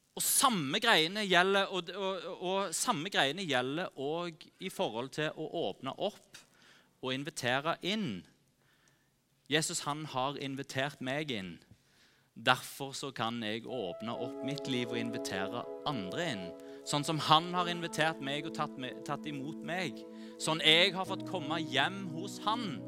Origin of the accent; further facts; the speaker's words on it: Norway; oss som nordmenn